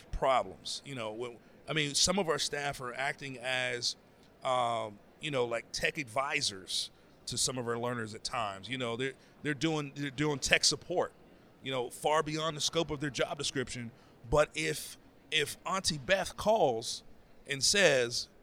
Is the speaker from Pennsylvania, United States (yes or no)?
yes; Pittsburgh, Pennsylvania, United States; moved away as an adult; now in Boston, United States; I'm originally from Pittsburgh.